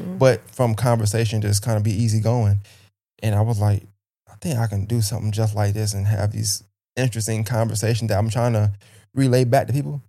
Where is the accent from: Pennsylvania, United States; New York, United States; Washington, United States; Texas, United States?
New York, United States; Brooklyn; now in Augusta, United States; Well, I was born in Brooklyn, New York, raised Brooklyn, New York as well. Bushwick, part of Brooklyn, just to be exact.